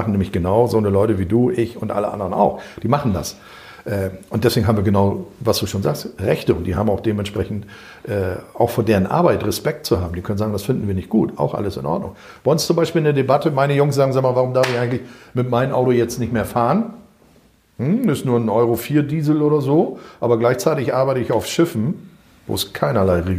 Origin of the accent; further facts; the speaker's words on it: North Rhine-Westphalia, Germany; hör mal, ich komme aus NRW